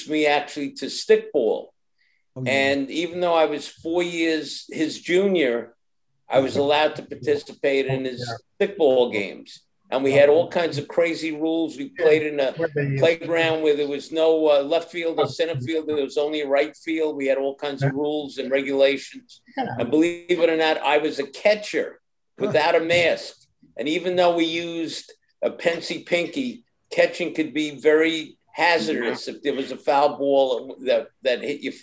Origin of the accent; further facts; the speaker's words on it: New York City, New York, United States; also born or lived in Queens, New York; Grew up in Brooklyn, New York. We moved to Queens at the age of 12.